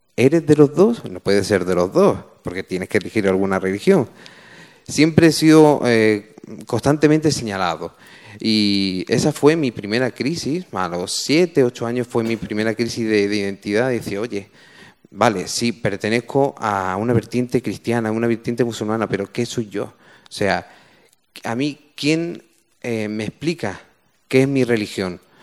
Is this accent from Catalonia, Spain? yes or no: no; Málaga, Andalusia, Spain; yo soy natural de Málaga, yo soy hijo de migrantes